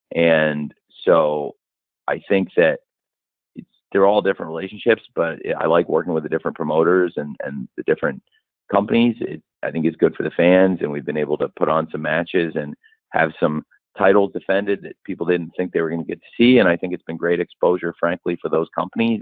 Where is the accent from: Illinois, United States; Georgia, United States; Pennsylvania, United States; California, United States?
Illinois, United States; moved away; also born or lived in Florida; I'm back home where I grew up in Illinois